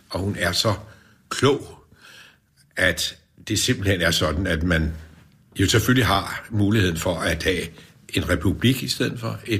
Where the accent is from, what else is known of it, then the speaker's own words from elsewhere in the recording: Gentofte, Capital Region of Denmark, Denmark; also born or lived in Frederiksberg; Jeg har boet hele mit liv i Kentoft Kommune